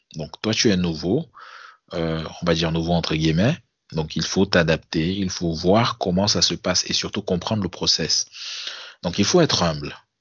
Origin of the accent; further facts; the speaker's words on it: Cameroon; moved away as an adult; now in France; Ça, fait quatre ans que je suis parti du Cameroun